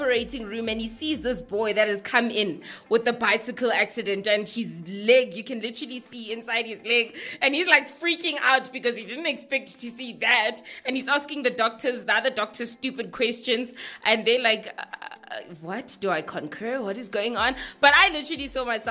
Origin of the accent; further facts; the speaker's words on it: South Africa; I'm from South Africa